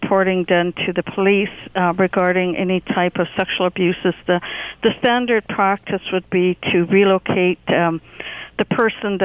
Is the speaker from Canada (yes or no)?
yes; Secwepemc Nation, east of Vancouver, British Columbia, Canada; I'm originally from the Shikwapanak Nation, which is east of Vancouver in British Columbia